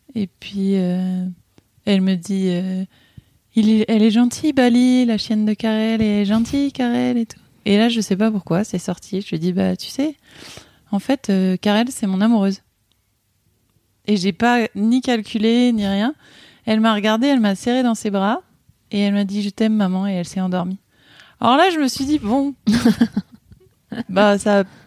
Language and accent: French; Ain, Auvergne-Rhône-Alpes, France; moved away as an adult; also born or lived in Burgundy; now in Haute-Loire, France; Je suis originaire de euh, Bourgogne et, j'ai grandi dans l'Ain, à la campagne.